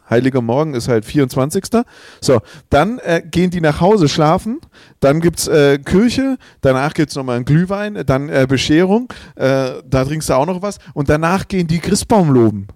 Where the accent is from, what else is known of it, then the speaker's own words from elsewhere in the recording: Swabia, Baden-Württemberg, Germany; accent: Swabian; keinem gefällt unser Dialekt. Immer wenn es um Dialekte geht, heißt der schwäbische Dialekt ist der hässlichste